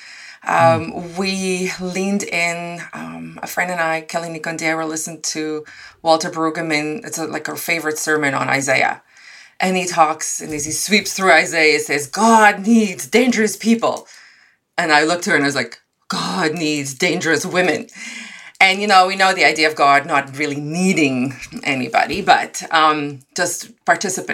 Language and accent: English; South Africa; moved away as an adult; now in Canada; I was born and raised in South Africa, and I've spent the first 23 years of my life in South Africa